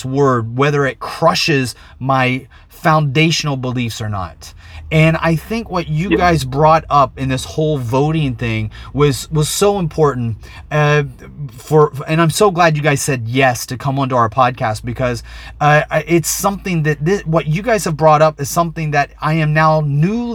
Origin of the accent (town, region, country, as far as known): United States; born or raised there